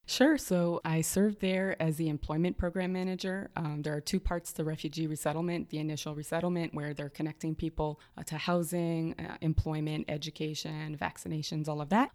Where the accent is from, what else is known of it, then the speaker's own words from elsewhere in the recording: Montreal, Quebec, Canada; moved away; also born or lived in Toronto, Canada; I was born in Toronto, in Canada. Humble beginnings. I'm a, uh, the oldest of four kids. And, you know, early on, our parents taught us uh, to be social justice activists, even when it wasn't popular. Uh, but we then moved to Montreal. So, Montreal is home for me